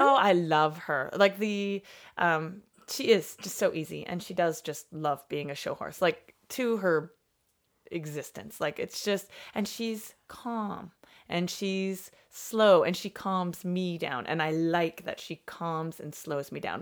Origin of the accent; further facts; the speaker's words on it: Canada; I'm Canadian